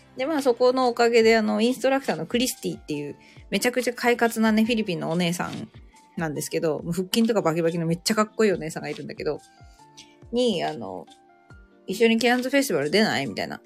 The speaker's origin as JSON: {"language": "Japanese", "country": "Japan", "moved": "yes", "lives_now": "Cairns, Australia", "said": "日本人私だけ"}